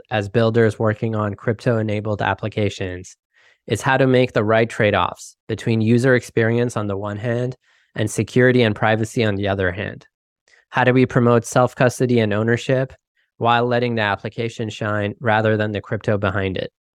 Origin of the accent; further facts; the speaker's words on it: Canada; I'm also Canadian